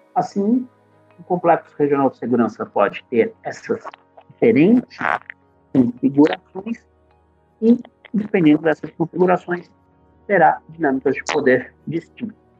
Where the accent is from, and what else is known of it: Brazil